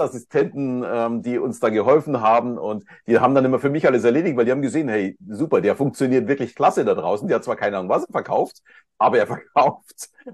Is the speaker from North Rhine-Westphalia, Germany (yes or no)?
no; Munich, Bavaria, Germany; uns ist ja tatsächlich Österreich sehr, sehr nahe als Münchner